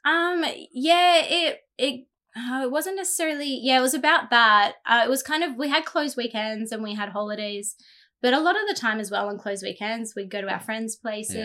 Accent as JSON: {"language": "English", "town": "Jindabyne", "region": "New South Wales", "country": "Australia", "tie": "born or raised there", "said": "growing up in Jindabyne"}